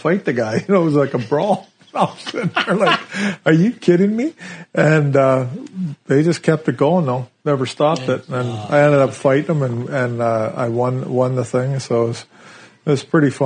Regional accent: Canada; moved away; back home to Kalahoo, my hometown

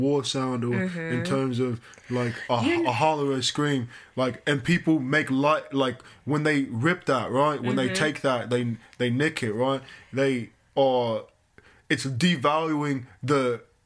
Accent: United States; you Americans, I'm one of you too

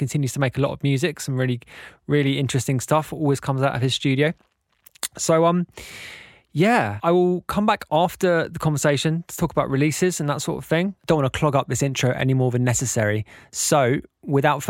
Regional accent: London, United Kingdom; we're both from London

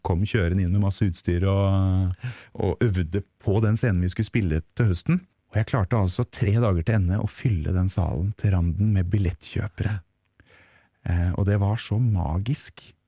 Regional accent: Tønsberg, Vestfold, Norway; also born or lived in Teie; hjemme i Tønsberg

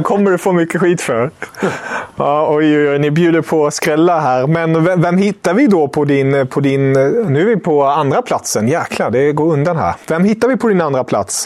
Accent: Germany; moved away; som tysk

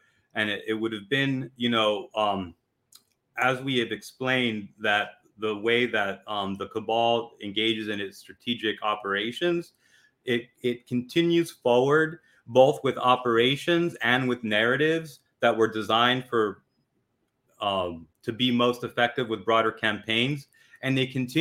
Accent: United States; as an American

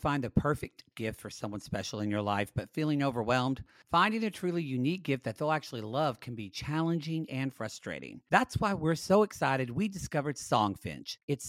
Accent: Oklahoma, United States; I am from Oklahoma, like 30 minutes from where this park is. That's where I live.

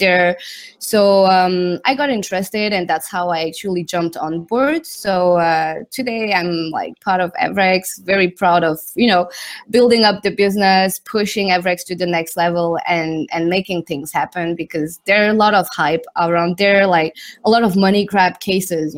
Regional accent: Switzerland; moved away as an adult; also born or lived in Zurich / London; My dad is Thai. My mom is Indian, and I grew up in Switzerland

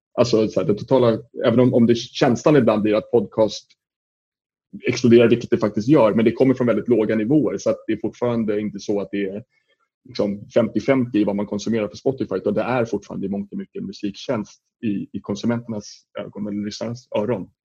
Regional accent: Sweden

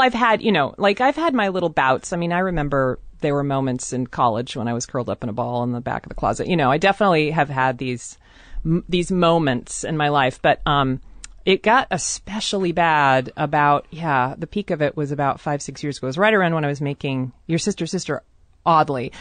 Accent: Seattle, Washington, United States; I grew up in a very white part of town always. I moved around very, I mean, most of Seattle is very, very white.

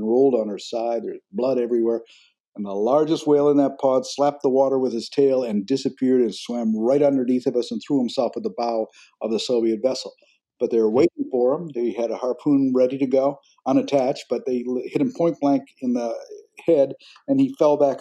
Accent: Canada; now in United States; my own home country of Canada

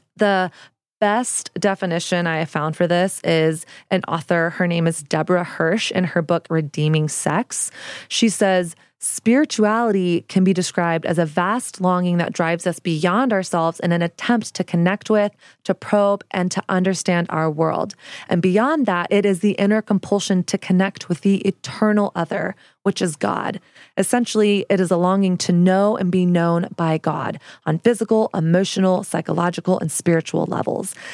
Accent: the South, United States; now in New York City, United States; I didn't grow up in the church, but I grew up in the South, and Christianity in the South is the air that we breathed

